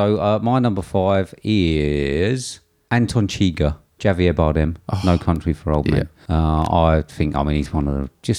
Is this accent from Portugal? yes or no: no; England, United Kingdom; because I'm English